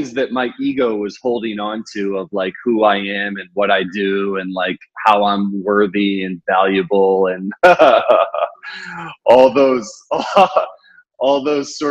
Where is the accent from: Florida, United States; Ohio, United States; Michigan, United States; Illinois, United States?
Ohio, United States; moved away as an adult; also born or lived in Chicago, United States; now in Brooklyn, New York, United States; While I've been in New York for 17 years, I grew up in Ohio